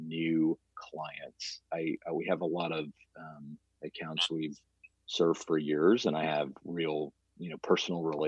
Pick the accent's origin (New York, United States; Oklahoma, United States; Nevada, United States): Oklahoma, United States; Stillwater; I grew up in Stillwater. I mean, Stillwater is my home